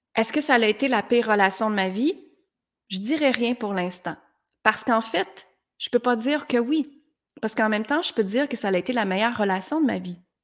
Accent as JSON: {"language": "French", "town": "Granby", "region": "Quebec", "country": "Canada", "said": "Je viens de Granby, dans une petite ville"}